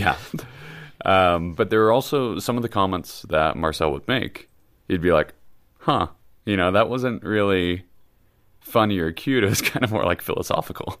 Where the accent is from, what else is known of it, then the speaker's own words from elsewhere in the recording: Kansas, United States; I'm from Kansas